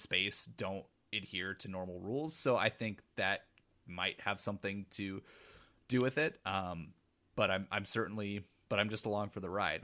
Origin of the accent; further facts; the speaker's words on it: Pacific Northwest, United States; growing up in the Pacific Northwest, like, I, I live currently forty minutes away from, uh, where Twin Peaks is shot